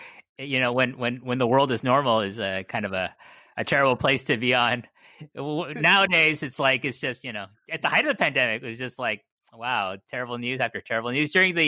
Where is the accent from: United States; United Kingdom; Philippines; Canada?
Canada; I'm Canadian